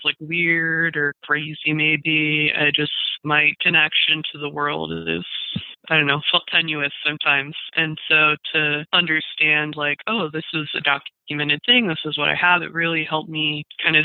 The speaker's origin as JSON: {"language": "English", "town": "Redlands", "region": "California", "country": "United States", "tie": "born or raised there", "said": "my hometown of Redlands, California"}